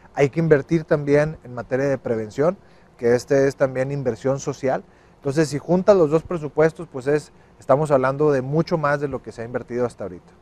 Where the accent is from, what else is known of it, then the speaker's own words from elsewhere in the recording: Nuevo León, Mexico; los que somos de Nuevo León